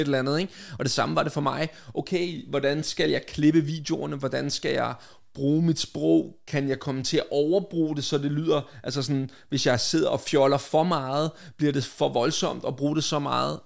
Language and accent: Danish; Vestegnen, Capital Region of Denmark, Denmark; min opvækst på Vestegnen